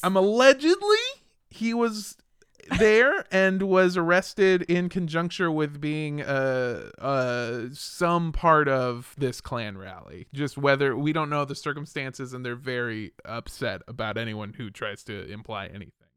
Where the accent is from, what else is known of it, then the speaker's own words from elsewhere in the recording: California, United States; I grew up in California too